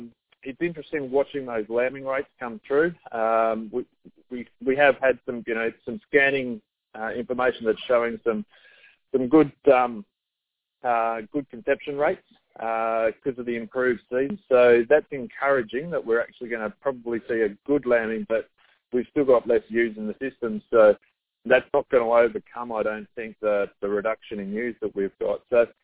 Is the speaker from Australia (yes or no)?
yes; Australia; also born or lived in Canberra / Darwin; Yeah, so I'm obviously Australian, found Australian. I'm living in Sydney at the moment. Was born in Canberra, lived in Darwin, so lived in a number of different places.